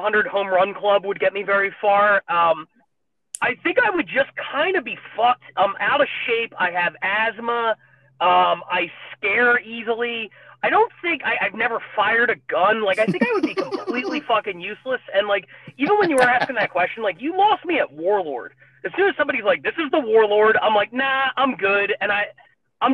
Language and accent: English; Philadelphia, Pennsylvania, United States; growing up in Philly